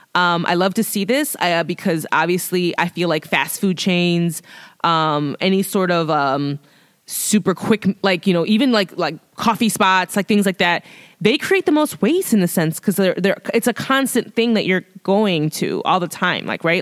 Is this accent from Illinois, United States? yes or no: yes; Chicago, Illinois, United States; born and raised in Chicago